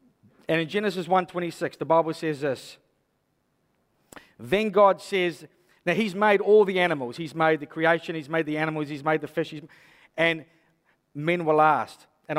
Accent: Hastings, South East England, United Kingdom; I was brought up in Hastings. I brought up through the 80s. I know what it's like to be a youth here.

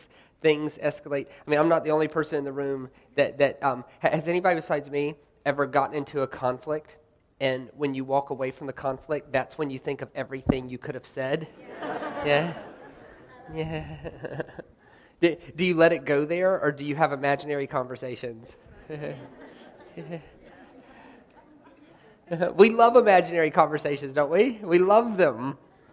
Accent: United States; I'm American

